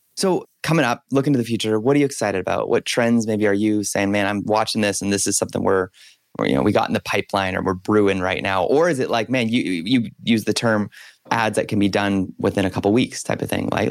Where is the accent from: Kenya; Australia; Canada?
Canada; as a Canadian